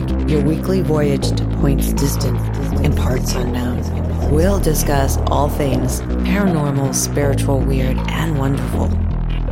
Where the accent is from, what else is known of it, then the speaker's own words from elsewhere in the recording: Dayton, Ohio, United States; moved away; I'm originally from Dayton, Ohio